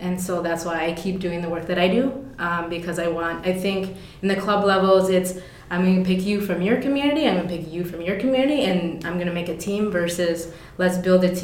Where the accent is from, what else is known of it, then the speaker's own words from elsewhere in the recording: Forest Lake, Minnesota, United States; I grew up in Forest Lake, so I grew up in the suburbs.